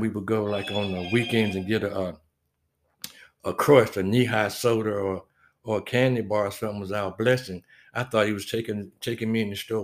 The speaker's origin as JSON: {"language": "English", "town": "Wilmington", "region": "North Carolina", "country": "United States", "tie": "born or raised there", "moved": "as an adult", "lives_now": "Fayetteville, United States", "said": "I'm from Wilmington, North Carolina originally, and um, a lot of history through the town that I grew up"}